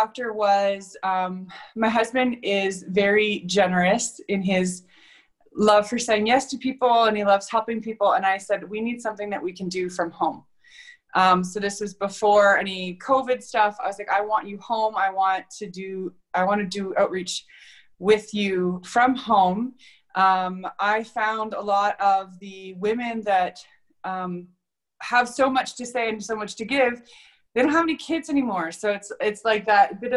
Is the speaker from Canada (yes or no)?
yes; Ontario, Canada; moved away as an adult; also born or lived in Alberta; I was born and raised in Ontario